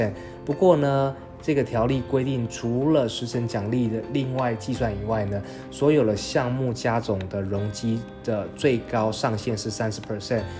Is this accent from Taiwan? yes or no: yes; Taiwan; 我们台湾人其实不要太小看我们自己哦